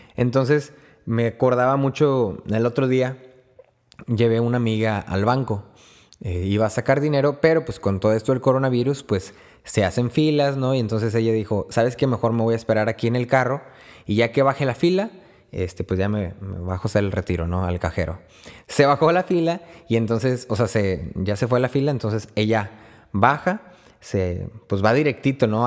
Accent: Río Bravo, Tamaulipas, Mexico; soy de Río Bravo, Tamaulipas

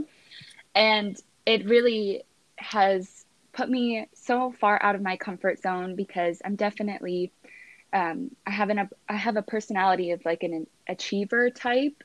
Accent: East Coast, United States; moved away as an adult; now in Los Angeles, United States; I'm originally from the East Coast and I've been in LA for 5 years.

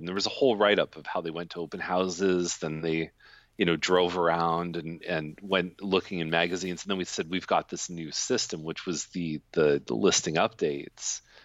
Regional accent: Toronto, Ontario, Canada; now in Milton, Canada; I grew up in Toronto.

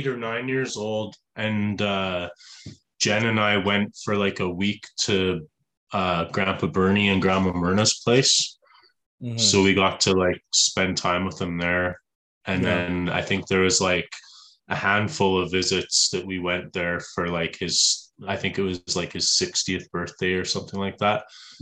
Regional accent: Edmonton, Alberta, Canada; also born or lived in Leduc, Alberta / Ontario; we lived for about 6 years in Ontario as a kid. I think I was 10 when we moved out to Edmonton.

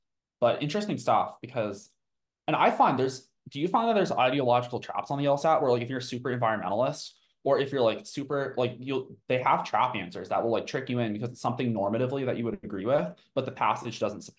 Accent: Tucson, Arizona, United States; born there; also born or lived in Colorado; I was born in Tucson, Arizona, and you know, being in the Western U.S., there's a fair amount of like Mormon.

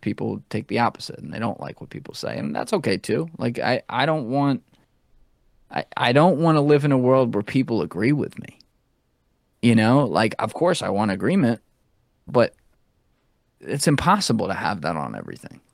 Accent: United States; as an American

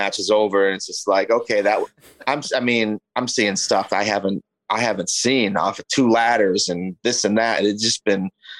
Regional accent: Michigan, United States; I'm from Michigan

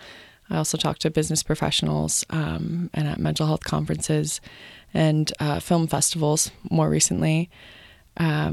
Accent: New Jersey, United States; moved away as an adult; now in Boone, United States; I was born and raised in New Jersey

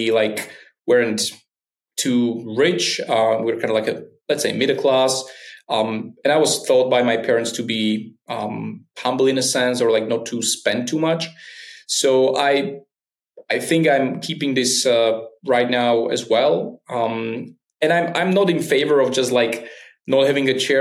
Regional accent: Slovakia; in my hometown, we had this most famous rapper in Slovakia was kind of from my hometown.

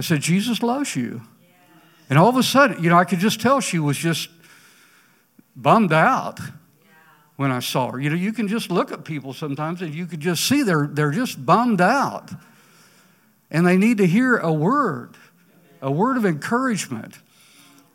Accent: Ponca City, Oklahoma, United States; walking the streets of my hometown, Ponca City

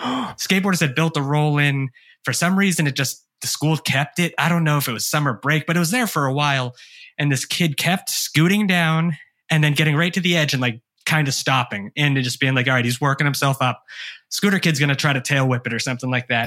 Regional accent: Hanson, Massachusetts, United States; also born or lived in Brockton, Massachusetts; I grew up on the South Shore. Uh, I was born in Brockton. I grew up two towns over in a small town called Hanson

